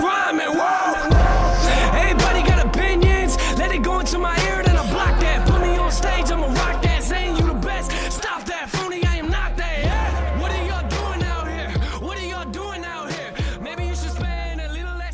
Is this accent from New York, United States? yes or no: no; Bridgeport, Connecticut, United States; I'm from Bridgeport